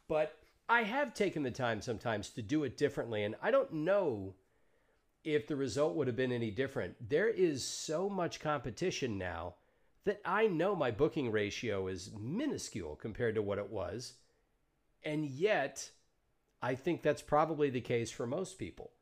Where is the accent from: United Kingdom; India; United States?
United States; Deep South; I grew up in the Deep South